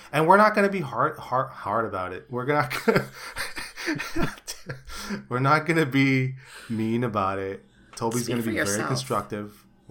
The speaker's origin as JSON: {"language": "English", "town": "Chicago", "region": "Illinois", "country": "United States", "said": "By the way, I'm from Chicago."}